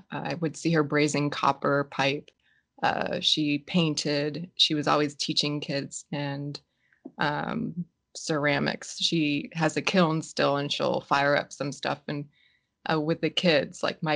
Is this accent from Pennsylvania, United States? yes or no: yes; Philadelphia, Pennsylvania, United States; I grew up in Pennsylvania, Philadelphia